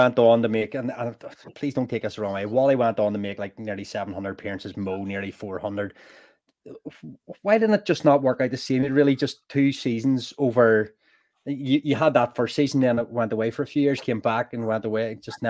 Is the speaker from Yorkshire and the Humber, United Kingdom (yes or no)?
no; Belfast, Northern Ireland, United Kingdom; I was aware of some of the guys before they became Belfast Giants, and then to go and watch them playing for my hometown team